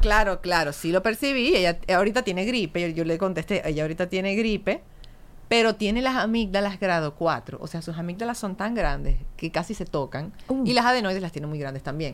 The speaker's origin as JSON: {"language": "Spanish", "town": "Maracaibo", "region": "Zulia", "country": "Venezuela", "moved": "yes", "said": "yo soy bien maracucha."}